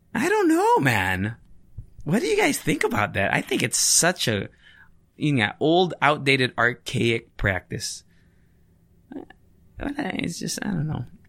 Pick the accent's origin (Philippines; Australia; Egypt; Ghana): Philippines